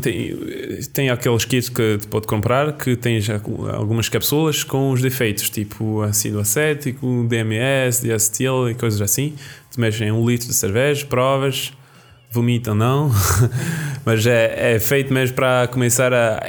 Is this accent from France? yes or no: yes; Roquefort region, Occitania, France; roquefort é da minha região, é da minha terra